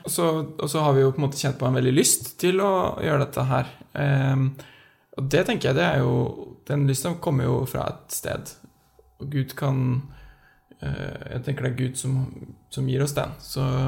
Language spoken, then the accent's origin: Norwegian; Skjetve, Østfold, Norway; moved away as an adult; now in Oslo, Norway; mann, 30 år, fra Skjetve i Østfold